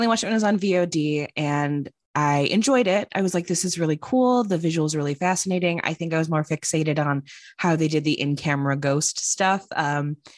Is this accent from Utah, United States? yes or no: no; Chicago, Illinois, United States; now in Los Angeles, United States; I'm living in Los Angeles now, I was going to go back to Chicago, where I'm originally from